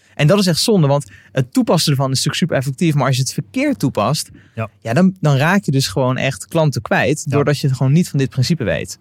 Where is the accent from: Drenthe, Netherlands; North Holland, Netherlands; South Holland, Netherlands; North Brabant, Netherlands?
South Holland, Netherlands; Westland; ik kom uit het Westland